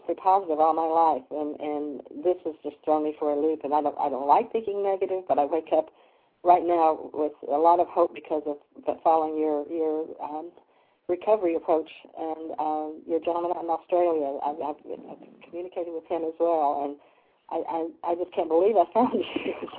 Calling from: Lexington, Kentucky, United States; from Kentucky in Lexington.

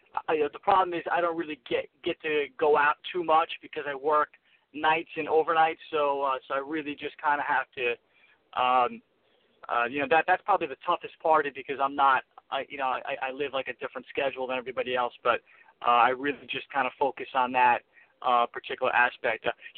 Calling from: New York, United States; I'm calling from New York.

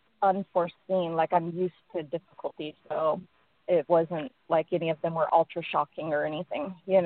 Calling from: Phoenix, Arizona, United States

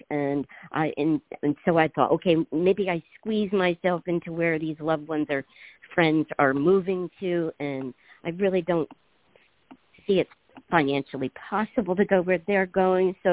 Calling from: Washington, United States; I'm uh, on the in Puget Sound, Washington.

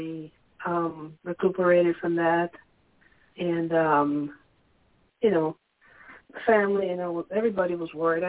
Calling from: Pennsylvania, United States; from Pennsylvania.

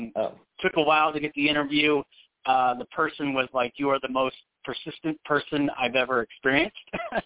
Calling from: Phoenix, Arizona, United States; I am in Phoenix.

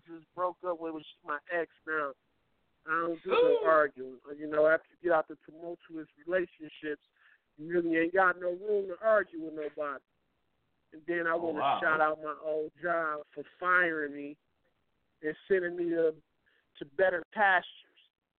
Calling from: Franklin, United States; from Franklin.

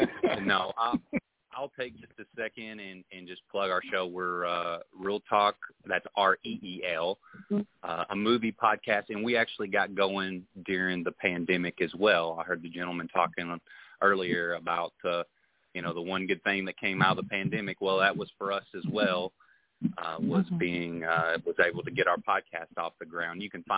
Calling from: Bowling Green, Kentucky, United States; I'm calling from Bowling Green, Kentucky.

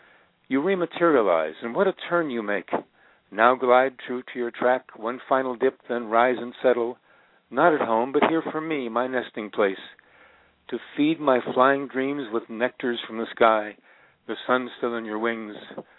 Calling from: Northridge, California, United States

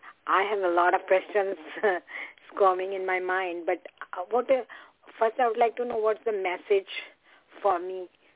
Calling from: Connecticut, United States; Yeah, hi. I'm calling from Connecticut.

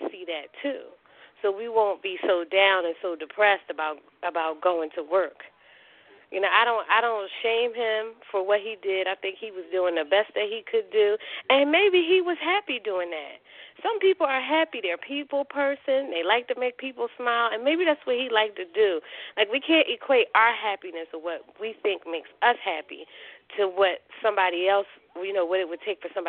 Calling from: Philadelphia, Pennsylvania, United States; I'm calling from Philadelphia

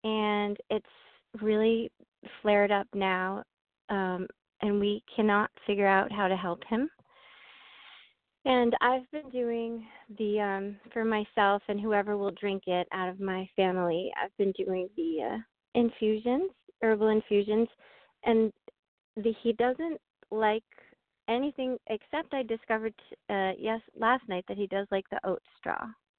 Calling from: Maine, United States; I'm calling from Maine.

